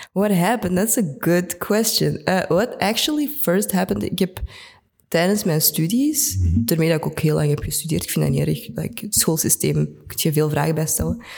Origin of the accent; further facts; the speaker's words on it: Antwerp, Flanders, Belgium; Ik ben geboren en getogen in Antwerpen. Ik ben een echte Antwerpenaar